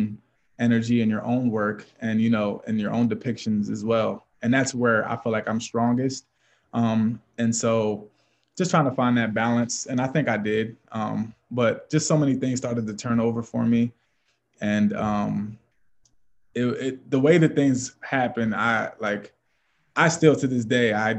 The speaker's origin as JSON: {"language": "English", "town": "Lancaster", "region": "Pennsylvania", "country": "United States", "moved": "as an adult", "lives_now": "Erie, United States", "said": "I'm from Lancaster, Pennsylvania, so it's about 5 hours from here, Eastern PA"}